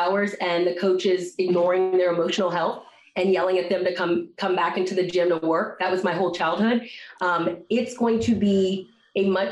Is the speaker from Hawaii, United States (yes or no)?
no; Silver Spring, Maryland, United States; my hometown, Silver Spring, Maryland